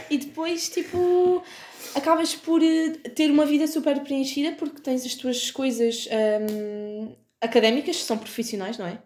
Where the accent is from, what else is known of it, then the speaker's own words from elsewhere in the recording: Vila Real de Santo António, Algarve, Portugal; now in Faro, Portugal; tenho 20 anos, venho de Vila Real de Santo António e estou a estudar Sociologia em Faro